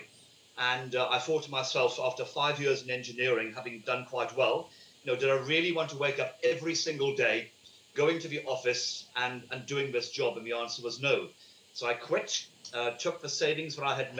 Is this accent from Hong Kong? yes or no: no; United Kingdom; moved away as an adult; My family in the UK, as you can tell by my accent, I'm not from this country, although I've been in this country since May 1996